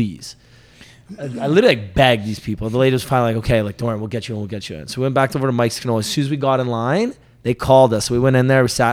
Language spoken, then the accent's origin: English; Toronto, Ontario, Canada; I'm from Toronto.